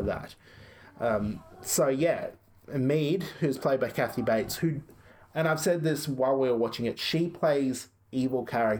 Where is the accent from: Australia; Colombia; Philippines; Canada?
Australia